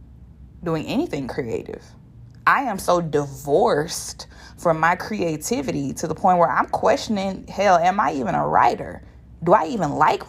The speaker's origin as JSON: {"language": "English", "town": "Shreveport", "region": "Louisiana", "country": "United States", "said": "I am from Shreveport, Louisiana, and I don't talk like that. I ain't never talked like"}